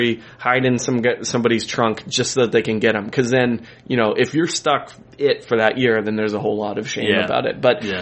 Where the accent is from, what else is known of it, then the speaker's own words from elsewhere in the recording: Colorado, United States; I grew up in Colorado